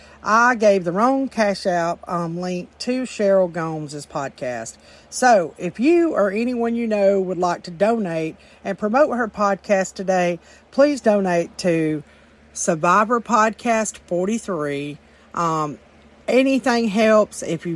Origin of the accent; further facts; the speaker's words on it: Alabama, United States; Yes. Alabama.